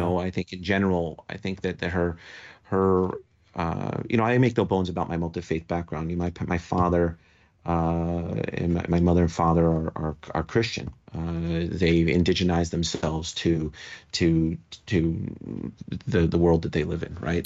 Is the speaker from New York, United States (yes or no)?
yes; New York, United States; moved away; also born or lived in Las Vegas, Nevada; as a New Yorker